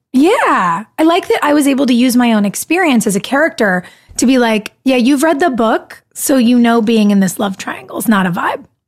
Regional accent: California, United States; moved away; I grew up in California

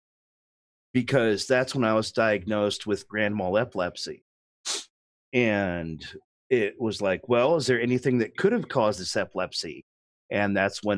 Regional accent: Oakland, California, United States; moved away as an adult; also born or lived in Atlanta; I was born and raised in Oakland, California

